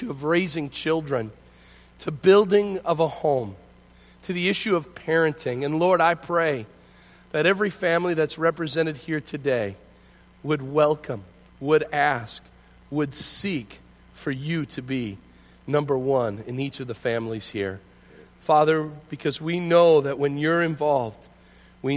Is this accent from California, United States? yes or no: no; Hinckley, Illinois, United States; Growing up in Hinckley, just west of here, I grew up just outside of town